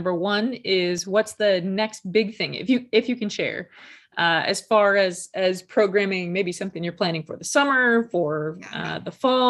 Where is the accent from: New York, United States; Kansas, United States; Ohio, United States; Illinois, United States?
Illinois, United States; Industry; moved away as an adult; now in Florida, United States; We had 500 okay. people in Industry, Illinois, wow. where I grew up.